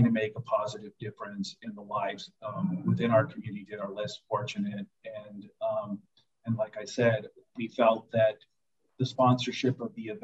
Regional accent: Nogales, Arizona, United States; I'm from Nogales, Arizona

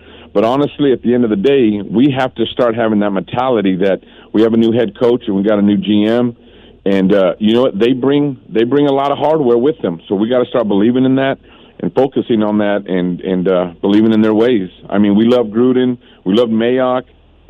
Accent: Fresno, California, United States; now in Tulare, United States; Me, I'm born and raised in Fresno, but now I live in Tulare.

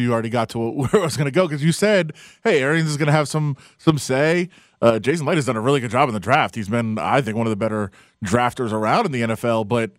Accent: Detroit, Michigan, United States; now in Las Vegas, United States; I'm from Detroit, now live in Vegas

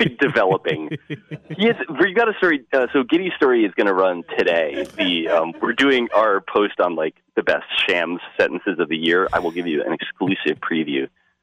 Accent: New Jersey, United States; Rutgers, which is my, I suppose, my hometown D1 team

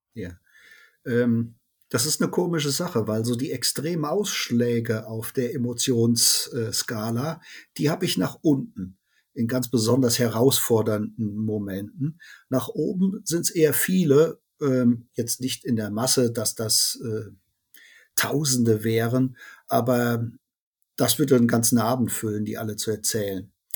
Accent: Cologne, North Rhine-Westphalia, Germany; wir kommen aus Köln

